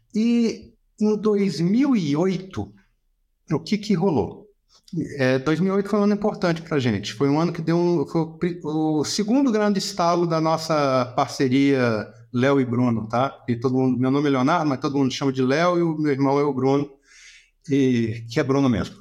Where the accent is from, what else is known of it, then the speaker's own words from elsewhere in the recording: Brasília, Federal District, Brazil; a gente é de Brasília, tá? Eu nasci e me criei aqui